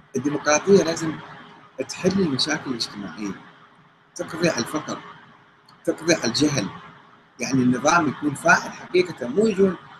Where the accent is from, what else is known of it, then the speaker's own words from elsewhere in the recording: Karbala, Karbala Governorate, Iraq; انا ابن كربلاء